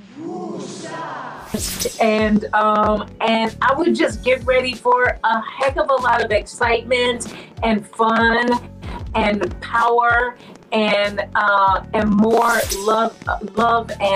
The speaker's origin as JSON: {"language": "English", "town": "Chicago", "region": "Illinois", "country": "United States", "tie": "born or raised there", "said": "I'm from the city, I was born and raised in Chicago"}